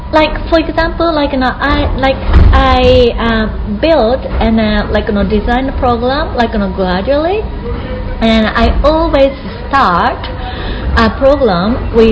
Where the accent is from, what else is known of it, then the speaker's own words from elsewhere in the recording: Japan; I live in Tokyo right now, but I will be moving to Kyoto next year, mm -hmm. and uh, to be uh, a principal of high school.